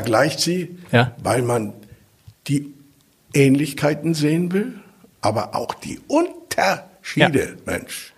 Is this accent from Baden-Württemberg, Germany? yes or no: no; Hamburg, Germany; moved away; also born or lived in East Germany; bin ein richtiger Hamburger. Ich bin mit Platt aufgewachsen. Meine Leute waren Hafenarbeiter